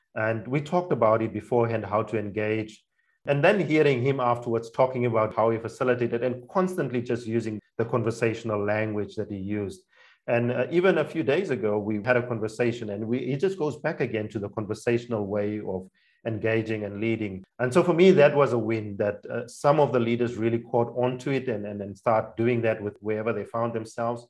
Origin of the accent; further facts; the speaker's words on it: Namibia; English is a second language; moved away as an adult; also born or lived in South Africa; now in Germany; I am from Namibia. That's my primary passport country. I grew up in a cross cultural context in Namibia, mostly a few of my childhood years in South Africa